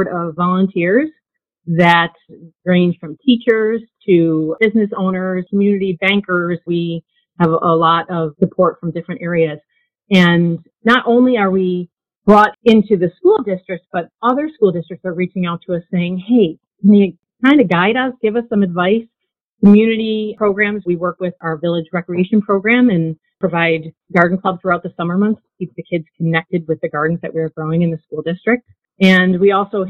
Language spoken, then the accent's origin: English; Buffalo, New York, United States; I grew up in Buffalo and, you know, in a neighborhood of small backyards.